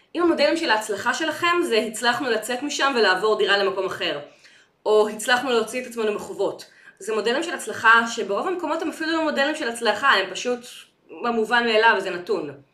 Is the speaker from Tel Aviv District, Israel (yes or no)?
yes; Ramat Gan, Tel Aviv District, Israel; אני גדלתי ברמת חן